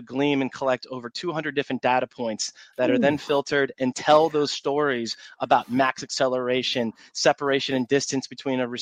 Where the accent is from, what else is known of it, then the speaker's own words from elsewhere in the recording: Cleveland, Ohio, United States; now in Jacksonville Beach, United States; I was born and raised in Cleveland